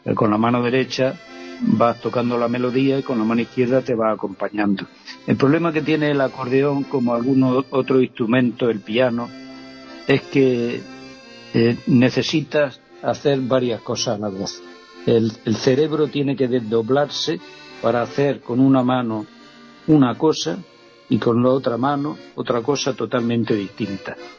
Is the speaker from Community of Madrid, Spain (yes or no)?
no; Vera, Andalusia, Spain; Yo recuerdo el primer instrumento fue una armónica en Vera, en mi pueblo